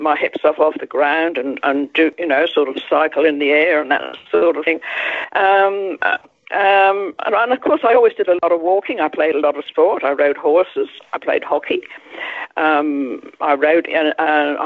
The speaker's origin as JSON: {"language": "English", "area": "Isle of Wight", "region": "South East England", "country": "United Kingdom", "tie": "born or raised there", "moved": "yes", "said": "I grew up on the Isle of Wight."}